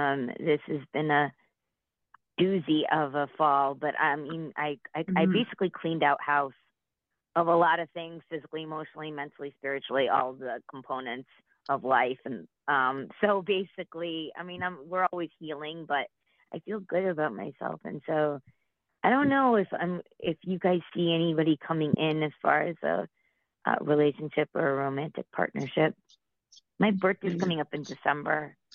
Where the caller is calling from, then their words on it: Connecticut, United States; from Connecticut.